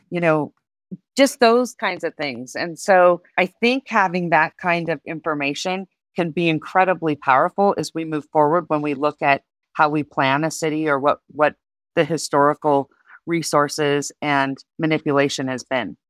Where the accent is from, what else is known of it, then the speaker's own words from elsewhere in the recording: Reno, Nevada, United States; also born or lived in Colorado Springs; I was born and raised in, in my city, and it was predominantly gaming